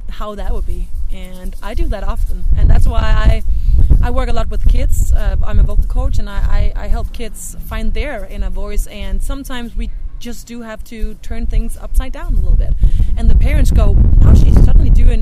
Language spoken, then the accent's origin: English; Denmark; English is a second language; moved away as an adult; now in Seattle, United States; I'm from Denmark, just putting it out there already, so you guys know that there's going to be a very thick accent here.